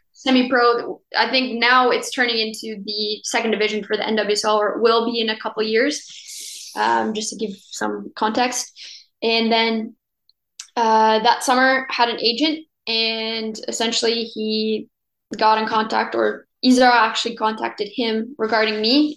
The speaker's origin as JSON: {"language": "English", "town": "Cornwall", "region": "Ontario", "country": "Canada", "also_born_or_lived": "Ottawa, Canada", "moved": "as an adult", "lives_now": "France", "said": "I'm actually from Cornwall, Ontario, which okay. is about an hour from Ottawa. It's a little small town."}